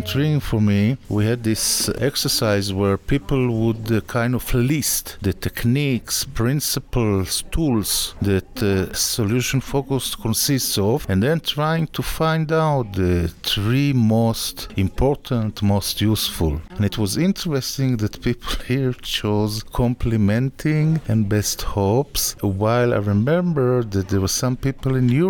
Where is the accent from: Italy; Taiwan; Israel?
Israel; I'm a psychologist from Israel